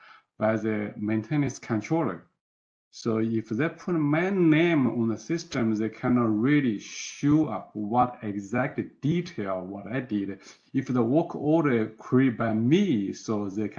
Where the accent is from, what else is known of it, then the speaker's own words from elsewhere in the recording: China; moved away as an adult; also born or lived in Foster City, United States; now in United States; I was born and educated from China.